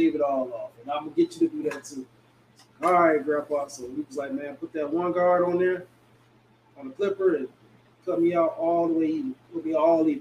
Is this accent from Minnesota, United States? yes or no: no; Detroit, Michigan, United States; I'm from Detroit